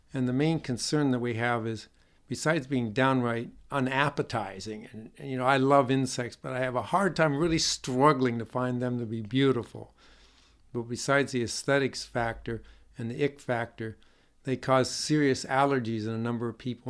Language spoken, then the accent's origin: English; Northeast, United States; moved away; I grew up in the Northeast